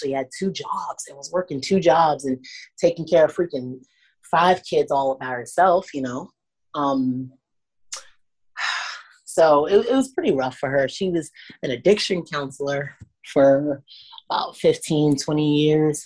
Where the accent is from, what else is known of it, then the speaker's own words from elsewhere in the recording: Washington, District of Columbia, United States; I grew up in Southeast DC, Anacostia.